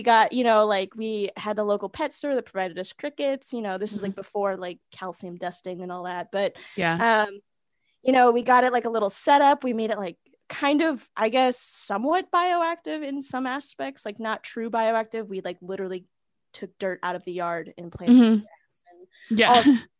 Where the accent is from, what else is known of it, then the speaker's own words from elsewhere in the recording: Pacific Northwest, United States; like, as a little girl, like growing up in Pacific Northwest, like, you know, I mean, growing up in the mid to early 90s